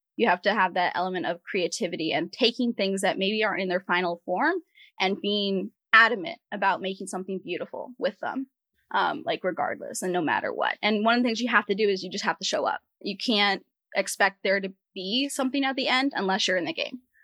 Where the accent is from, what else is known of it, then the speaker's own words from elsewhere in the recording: Rhode Island, United States; moved away; also born or lived in US West Coast; I grew up in the in the Ocean State, Rhode Island, and then I moved out to, you know, Pacific, Atlantic to Pacific